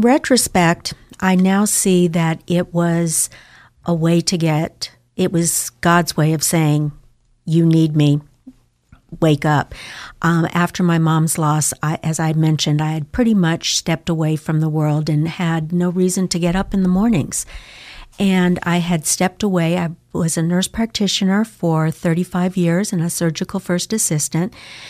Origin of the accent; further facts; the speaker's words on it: Scottsdale, Arizona, United States; also born or lived in Twin Falls, Idaho / Castleford, Idaho; now in Boise, United States; I'm from Arizona, and that's where I was raised.